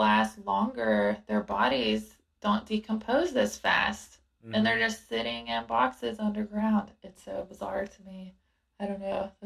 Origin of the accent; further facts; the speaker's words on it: South Georgia, United States; I'm from South Georgia and people are Christian